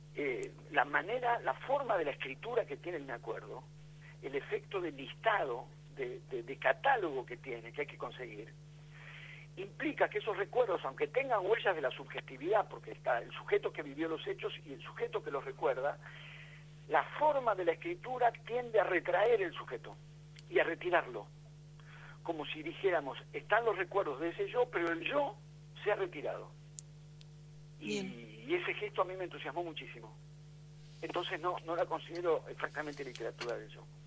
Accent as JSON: {"language": "Spanish", "region": "Buenos Aires", "country": "Argentina", "said": "Yo soy de Buenos Aires"}